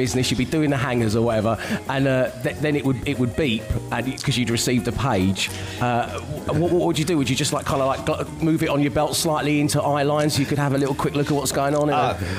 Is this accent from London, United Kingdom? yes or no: yes; London, United Kingdom; my style inspiration as a 12-year-old boy growing up in South London was Al from Quantum Leap